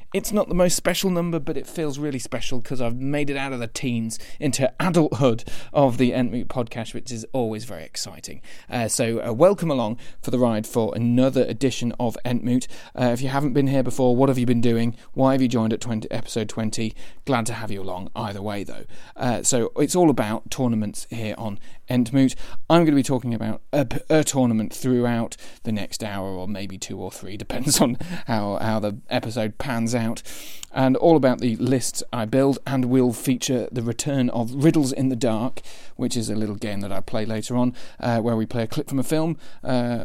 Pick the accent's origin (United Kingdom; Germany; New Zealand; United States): United Kingdom; Boston, East Midlands; supporting Boston United in the Football League, like I kind of do, as my hometown